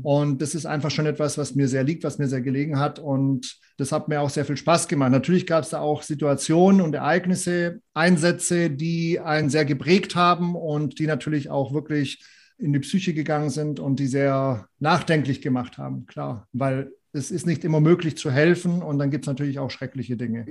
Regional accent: Southern Germany, Germany; moved away; ich komme ursprünglich aus Süddeutschland

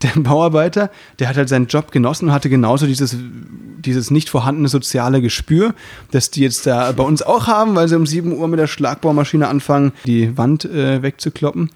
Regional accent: Müllheim, Baden-Württemberg, Germany; moved away; bei uns, da wo ich herkomme, sagt man eben Jufka

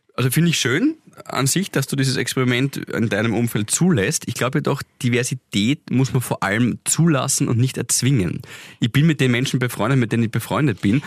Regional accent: Graz, Styria, Austria; für uns Grazer

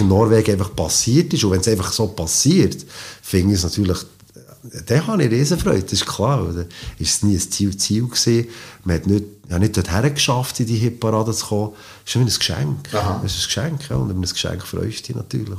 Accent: Switzerland; als, als Schweizer Klavierspieler

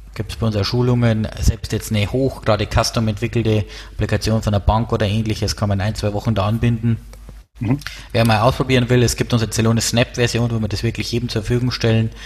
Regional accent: Erding, Bavaria, Germany; accent: Bavarian; now in Munich, Germany; wie man an meinem Dialekt hört, komme ich aus äh, Bayern, äh, genauer gesagt aus der Nähe von Erding

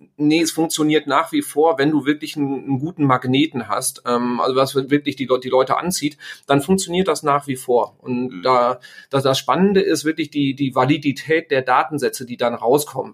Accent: Sauerland, North Rhine-Westphalia, Germany; ich stamme aus dem Sauerland, da kommt der Bus halt irgendwie äh, dreimal am Tag

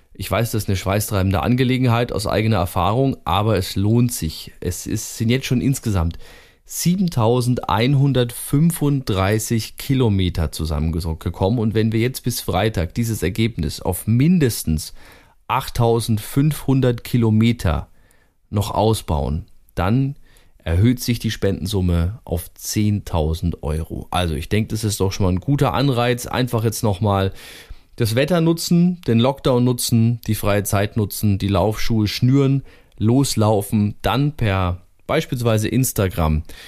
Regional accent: Germany; bei uns in Deutschland

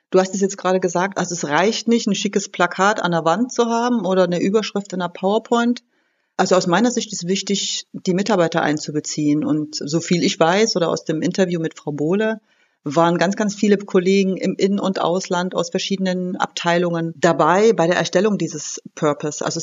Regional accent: Berlin, Germany; Also ich komme aus Berlin, das Thema Parkplatznot und schlechte Luft ist bei uns ein Riesenthema.

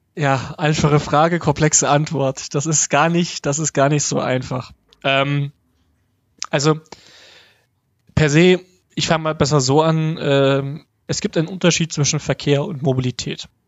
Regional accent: Hof, Bavaria, Germany; moved away; also born or lived in Dresden; in meiner Heimatstadt Hof

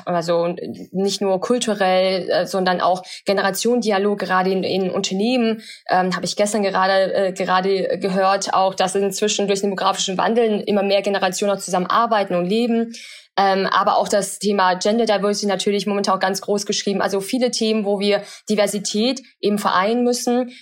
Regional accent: Germany; German is a second language; also born or lived in China; bin mit acht Jahren dann nach Deutschland gekommen

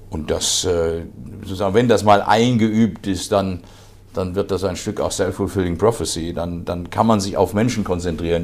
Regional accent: Eschborn, Hesse, Germany; in meinem Heimatdorf, heute Heimatstadt Eschborn

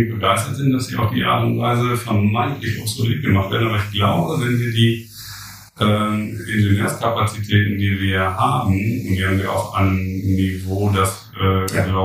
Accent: Germany; wir ähm, als Deutsche

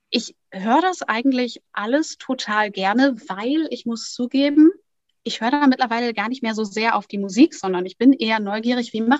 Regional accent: Lohne, Lower Saxony, Germany; also born or lived in Lingen; Also geboren bin ich tatsächlich in Lingen im Emsland, aufgewachsen dann in Lohne in der Grafschaft Bentheim.

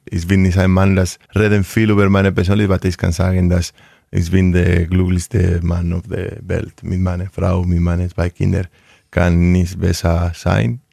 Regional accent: Vitoria-Gasteiz, Basque Country, Spain; German is a second language; moved away as an adult; also born or lived in Rioja; now in Hanover, Germany; ich bin aus Vitoria.

